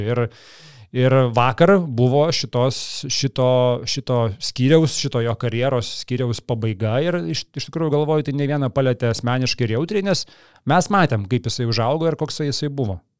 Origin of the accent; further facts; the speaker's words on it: Kaunas, Kaunas County, Lithuania; aš iš visų šilainių